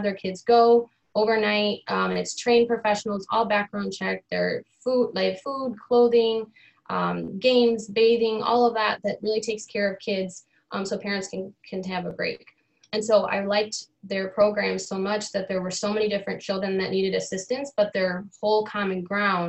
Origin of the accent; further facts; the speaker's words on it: Rockford, Illinois, United States; also born or lived in Winnebago, Illinois; I born and raised in Rockford